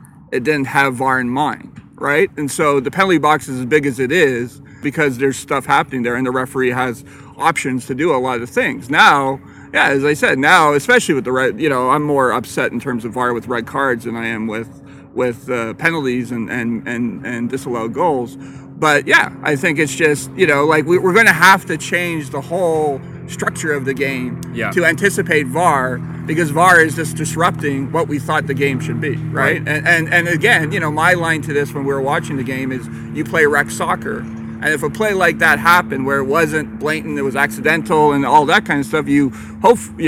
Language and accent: English; Ireland; I'm Irish.